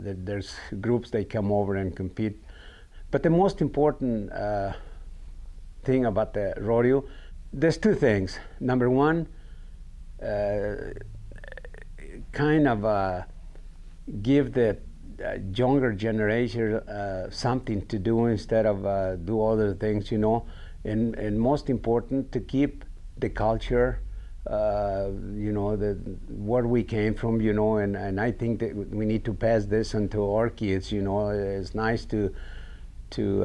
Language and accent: English; Mexico; English is a second language; moved away as an adult; also born or lived in Illinois; now in Jackson, United States; I come from Mexico, and you know, Mexico back in those days, in my early years